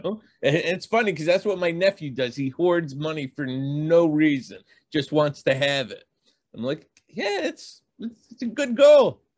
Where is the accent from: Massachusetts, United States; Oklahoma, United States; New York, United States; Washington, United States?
Massachusetts, United States; Boston; So, you know, I'm from Boston, lived all over. That's the story of me.